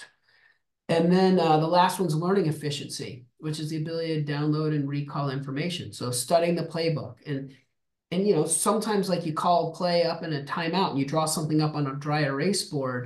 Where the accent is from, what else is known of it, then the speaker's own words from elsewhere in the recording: Albuquerque, New Mexico, United States; I'm from the desert. I grew up in Albuquerque, New Mexico